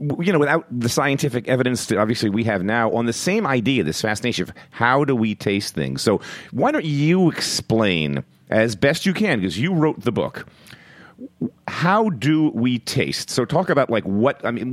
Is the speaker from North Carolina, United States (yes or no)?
no; Philadelphia, Pennsylvania, United States; moved away as an adult; also born or lived in Manhattan, New York; now in New York, United States; I was born and raised in Philadelphia